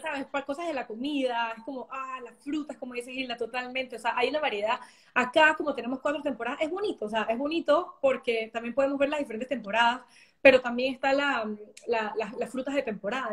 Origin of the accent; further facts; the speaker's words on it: Panama; moved away as an adult; also born or lived in New York; now in Germany; como panameño